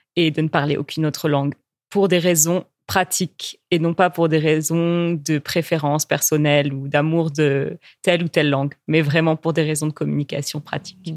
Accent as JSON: {"language": "French", "country": "France", "said": "en tant que Française qui parle anglais"}